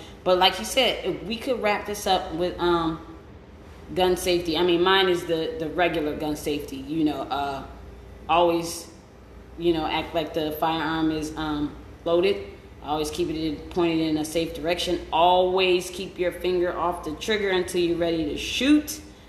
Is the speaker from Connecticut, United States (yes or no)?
no; Detroit, Michigan, United States; now in Ohio, United States; I'm from Detroit and lives in Ohio.